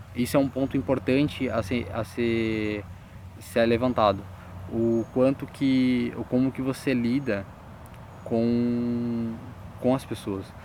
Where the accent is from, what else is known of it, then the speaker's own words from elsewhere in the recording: Joinville, Santa Catarina, Brazil; sou de Joinville, Santa Catarina